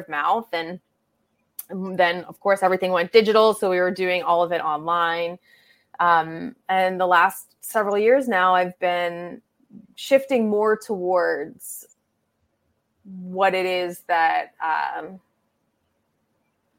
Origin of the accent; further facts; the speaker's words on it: Pittsburgh, Pennsylvania, United States; moved away as an adult; now in New York, United States; I grew up in Pittsburgh, but I've been in New York for 15 years